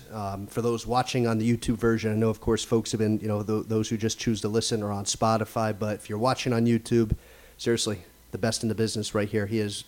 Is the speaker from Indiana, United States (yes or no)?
no; Easton, Pennsylvania, United States; I remember myself growing up in Easton and being a resident and coming to games here as a fan